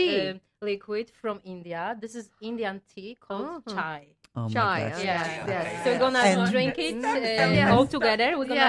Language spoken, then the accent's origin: English; Wrocław, Lower Silesian Voivodeship, Poland; moved away; I'm from Wrocław.